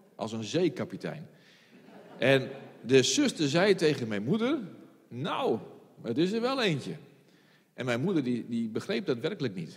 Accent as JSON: {"language": "Dutch", "region": "Friesland", "country": "Netherlands", "said": "als Fries"}